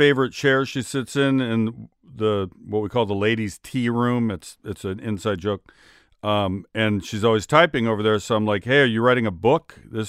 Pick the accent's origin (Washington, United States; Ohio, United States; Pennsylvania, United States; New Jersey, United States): Washington, United States; Seattle; Lenny was my favorite player growing up. I grew up in Seattle.